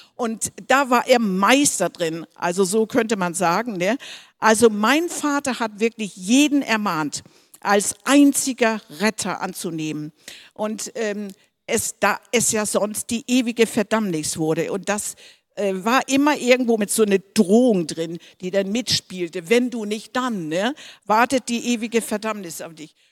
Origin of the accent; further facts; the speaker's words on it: Denmark; moved away; wo ich, auf, wo ich aufgewachsen bin, hatten Missionare und das war in unserer Heimat aus Dänemark